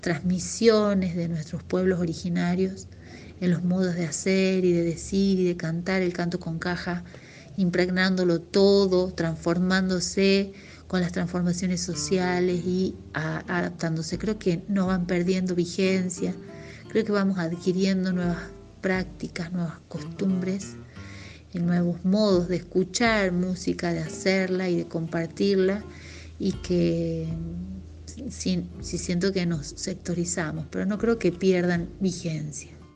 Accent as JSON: {"language": "Spanish", "town": "Tafí Viejo", "region": "Tucumán", "country": "Argentina", "tie": "born or raised there", "said": "Yo soy de Tucumán, específicamente de Tafí Viejo, aquí he nacido y aunque he vivido en San Miguel de Tucumán en lapsos distintos, en periodos diferentes de mi vida y muchos años allá, siempre me he sentido de acá, de Tafí Viejo."}